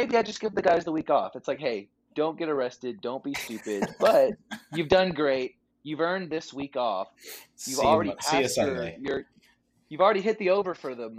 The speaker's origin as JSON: {"language": "English", "town": "Waco", "region": "Texas", "country": "United States", "tie": "born or raised there", "said": "I grew up in Waco."}